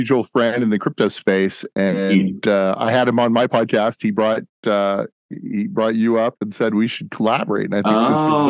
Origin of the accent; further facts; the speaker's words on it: Plano, Texas, United States; I grew up here in the North Dallas area, in Plano. Went to elementary school all the way up through college. I ended up going to University of Dallas, private Catholic school here.